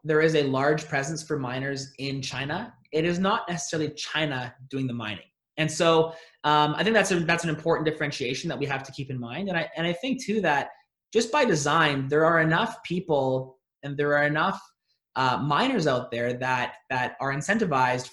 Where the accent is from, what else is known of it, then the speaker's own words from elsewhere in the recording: Alberta, Canada; I'm from Alberta up here in Canada